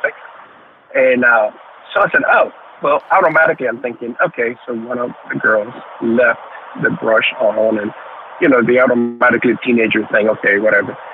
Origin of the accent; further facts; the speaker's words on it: New Orleans, Louisiana, United States; also born or lived in Nicaragua; growing up in Louisiana, uh, Louisiana, the New Orleans area